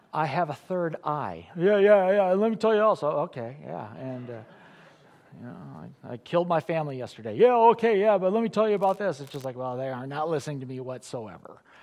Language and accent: English; Illinois, United States; I grew up in Illinois